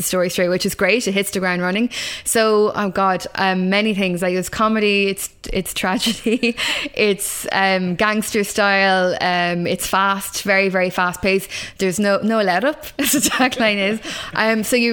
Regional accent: Kilkenny, Leinster, Ireland; I'm from Kilkenny

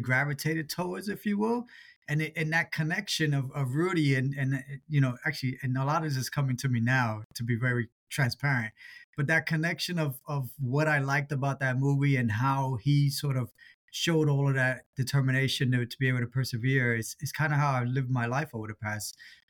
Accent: New York City, New York, United States; I grew up in New York City in the Bronx

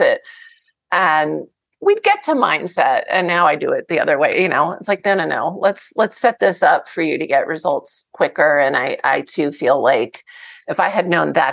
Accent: New Jersey, United States; I'm from New Jersey, the best tomatoes anywhere

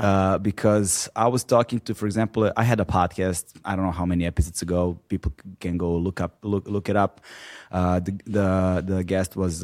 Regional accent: Serbia; moved away as an adult; I was born and raised in Serbia until in until my early twenties

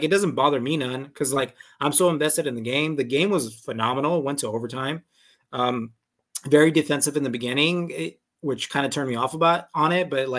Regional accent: El Paso, Texas, United States; where we grew up in El Paso

